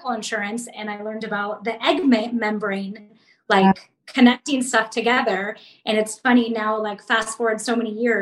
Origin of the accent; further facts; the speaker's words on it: San Diego, California, United States; I was born and raised in San Diego.